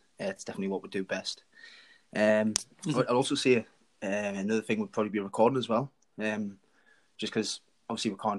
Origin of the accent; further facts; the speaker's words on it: Washington, North East England, United Kingdom; I'm from Washington, in between Sunderland and Newcastle, really.